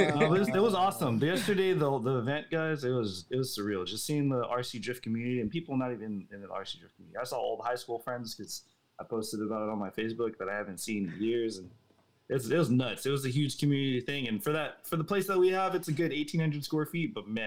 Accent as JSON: {"language": "English", "town": "Pittsburgh", "region": "Pennsylvania", "country": "United States", "tie": "born or raised there", "said": "It's just awesome to bring it to my hometown. That's a real big thing, because I'm Pittsburgh."}